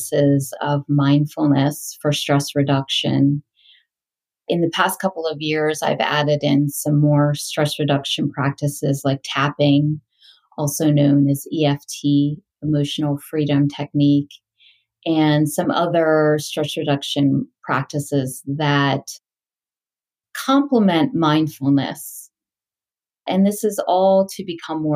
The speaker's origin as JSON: {"language": "English", "region": "Delaware", "country": "United States", "tie": "born or raised there", "also_born_or_lived": "India / England / California", "moved": "as an adult", "said": "I grew up in Delaware."}